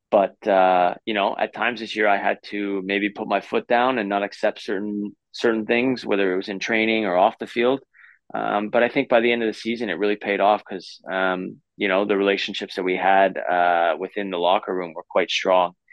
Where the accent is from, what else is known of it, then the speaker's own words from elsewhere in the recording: Vancouver, British Columbia, Canada; I grew up in Vancouver